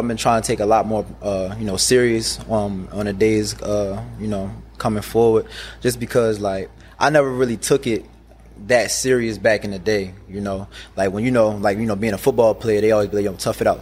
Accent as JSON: {"language": "English", "town": "Baltimore", "region": "Maryland", "country": "United States", "tie": "born or raised there", "also_born_or_lived": "Edgewood, Maryland", "said": "my experience growing up in Baltimore, like I was saying earlier to you guys, that me and my family lived on the Alameda"}